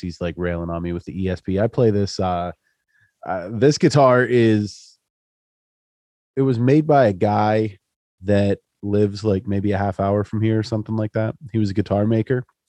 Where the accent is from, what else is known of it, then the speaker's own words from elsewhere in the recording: Central Pennsylvania, United States; I'm from Central PA